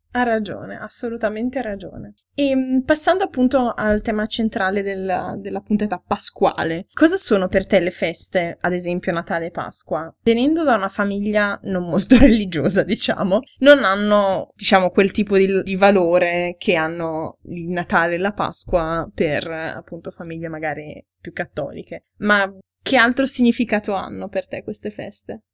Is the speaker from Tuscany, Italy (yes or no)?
no; Ferrara, Emilia-Romagna, Italy; now in Germany; È intanto una città, insomma, abbastanza provinciale, dalla quale quando ero ragazzina volevo scappare